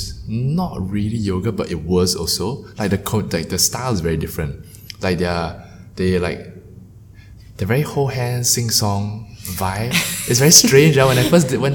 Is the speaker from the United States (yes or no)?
no; Singapore; being Asians, being Singaporean